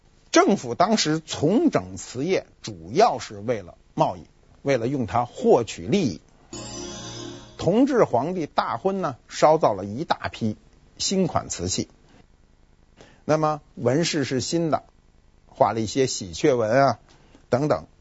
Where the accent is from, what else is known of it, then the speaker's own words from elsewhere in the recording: China; 我们都已经知道，五彩是我们中国人创造的彩瓷，粉彩是受西方文化影响的一种彩瓷。